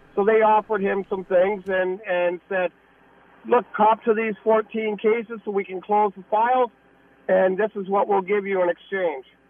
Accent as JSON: {"language": "English", "town": "St. Catharines", "region": "Ontario", "country": "Canada", "tie": "born or raised there", "said": "I grew up in Port Dalhousie and lived there when all this was going on"}